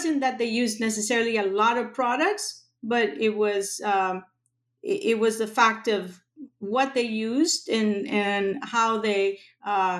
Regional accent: Buenos Aires, Argentina; now in Los Angeles, United States; I grew up in Argentina, in Buenos Aires.

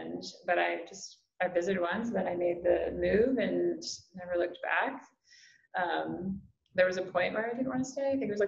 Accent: Ohio, United States; also born or lived in Kentucky / California; now in North Carolina, United States; I'm from Ohio, Midwest, but my dad was military, so I kind of grew up all over, and my family loves to travel. Ended up in college in Kentucky, and then I moved to California for a few years

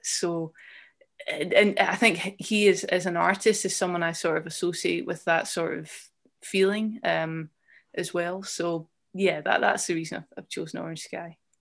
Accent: Edinburgh, Scotland, United Kingdom; moved away as an adult; also born or lived in Leith / Dundee; I grew up in, um, Colington, which is, um, near, quite nearby the Pentlands Hills

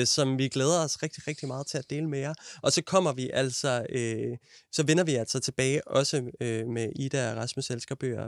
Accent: Denmark; vi er nogle blege danskere

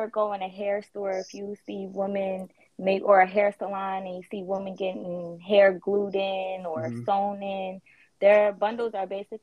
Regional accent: Wilmington, Delaware, United States; moved away as an adult; also born or lived in Maryland; now in Atlanta, United States; I'm actually from Wilmington, Delaware

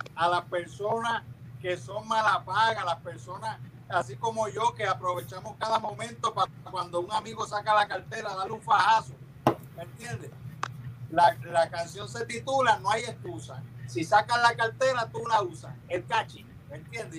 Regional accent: Cidra, Puerto Rico; yo soy del pueblo de Sidra, bueno, la ciudad de Sidra, la ciudad de la eterna primavera.

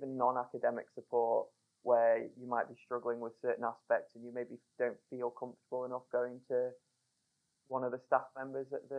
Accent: Crewe, North West England, United Kingdom; moved away as an adult; now in Sheffield, United Kingdom; I'm from Crewe, which is near Stoke-on-Trent

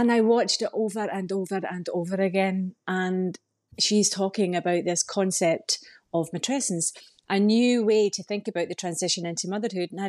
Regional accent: Scotland, United Kingdom; now in Ireland; But I'm Scottish and live here in Ireland.

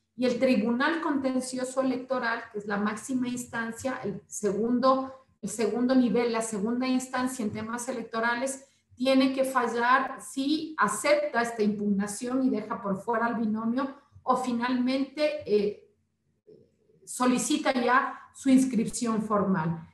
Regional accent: Ecuador; primero está mi pueblo

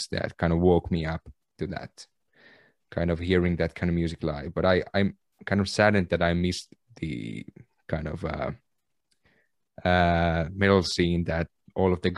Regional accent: Kempele, North Ostrobothnia, Finland; I was not from Oulu. I was from Kempele, municipality a little bit south from Oulu

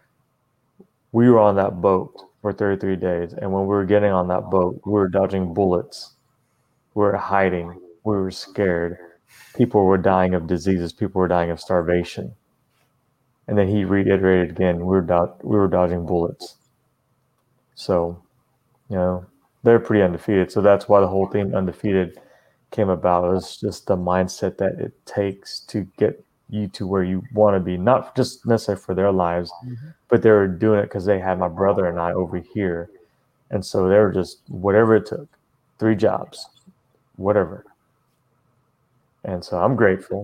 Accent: United States; I was born here in America

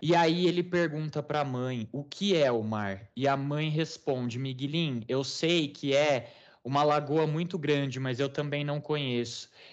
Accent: Brazil; nós não temos este mesmo fundo histórico, porque somos um país muito recente

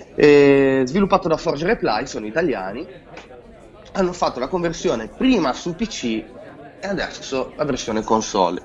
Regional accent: Genoa, Liguria, Italy; io da buon genovese

